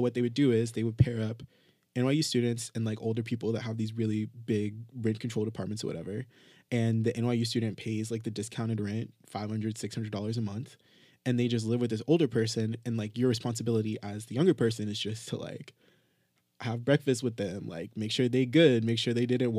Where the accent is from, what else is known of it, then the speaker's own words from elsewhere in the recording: Jamaica; no matter where we are in the world, like, we're still Jamaican and there's a part of us that wants to go back to the island?